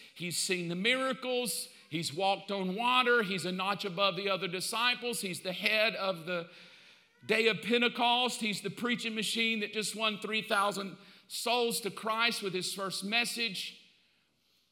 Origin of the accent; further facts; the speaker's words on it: the South, United States; I grew up in the South. I know. I mean, I grew up in the 60s and 70s in the South.